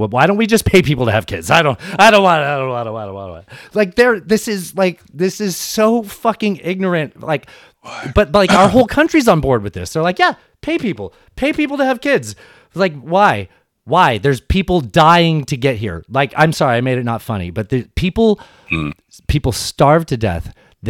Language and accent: English; San Diego, California, United States; I grew up in San Diego.